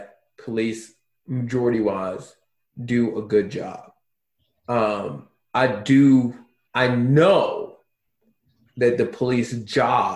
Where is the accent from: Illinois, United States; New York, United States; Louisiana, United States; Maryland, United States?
Maryland, United States; Baltimore; moved away as an adult; now in Gilbert, United States; I'm from Baltimore, I only lived in one, like, messed up city my whole life